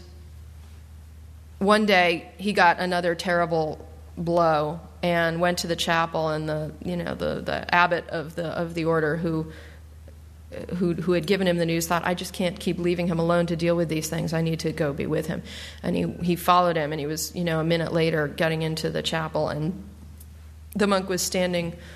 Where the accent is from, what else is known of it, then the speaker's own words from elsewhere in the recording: Newton, Massachusetts, United States; moved away as an adult; also born or lived in New York; now in Silver Spring, United States; the Newton Church where I grew up